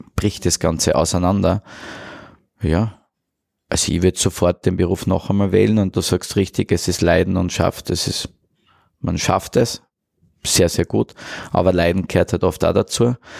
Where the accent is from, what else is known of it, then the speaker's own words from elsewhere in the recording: Mureck, Styria, Austria; now in Vienna, Austria; Also ich bin Steirer aus Murek